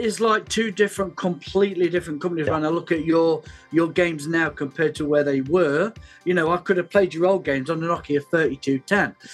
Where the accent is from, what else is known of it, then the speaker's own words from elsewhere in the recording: United Kingdom; We're we're very British